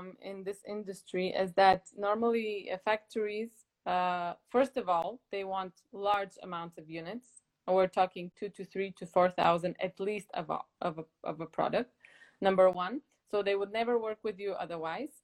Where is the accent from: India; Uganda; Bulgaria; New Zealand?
Bulgaria; moved away as an adult; also born or lived in United States; now in Denmark; I'm from Bulgaria and I'm actually currently in Bulgaria at the moment in Sofia.